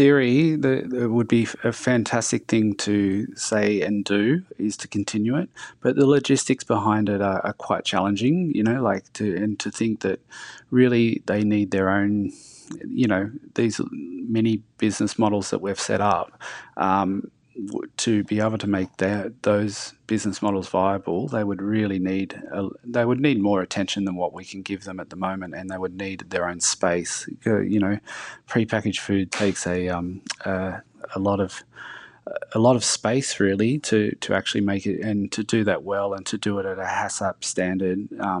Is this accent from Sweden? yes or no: no; Lithgow, New South Wales, Australia; I grew up in Lithgow. There's not much on offer. It's sort of like, guns and coal mines are the go-to industries there.